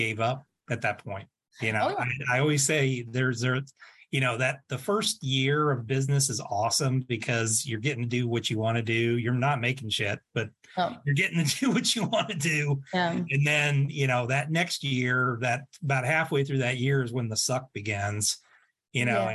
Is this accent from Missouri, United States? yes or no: no; Texas, United States; I learned Castilian Spanish, Cuban, and then Mexican Spanish, you know, growing up in Texas.